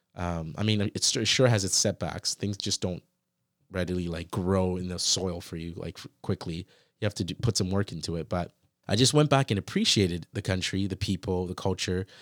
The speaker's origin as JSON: {"language": "English", "country": "United States", "tie": "born or raised there", "also_born_or_lived": "Canada / Ghana", "moved": "yes", "said": "when I grew up in the States, I felt like that was like a country, but I never really felt like it was my country."}